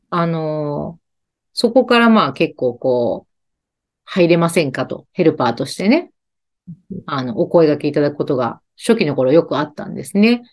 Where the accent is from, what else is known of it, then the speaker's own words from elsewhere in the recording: Kansai, Japan; accent: Kansai-ben; 関西弁出ちゃいました